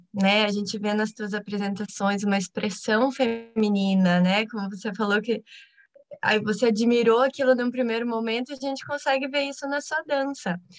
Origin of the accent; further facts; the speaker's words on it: Curitiba, Paraná, Brazil; eu sou de Curitiba